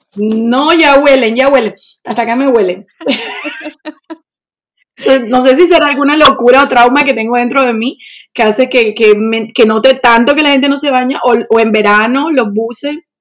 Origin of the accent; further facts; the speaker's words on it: Barranquilla, Atlántico, Colombia; moved away as an adult; now in Sweden; soy de Colombia, de Barranquilla, la costa.